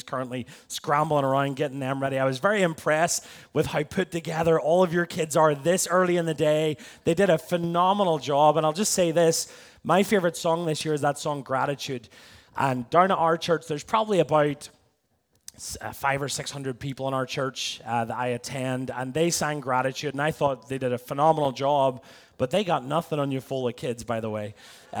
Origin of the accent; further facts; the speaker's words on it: Belfast, Northern Ireland, United Kingdom; now in Tampa, United States; I'm from Belfast in Northern Ireland. America's affected me in more ways than one. It's dwindled my accent.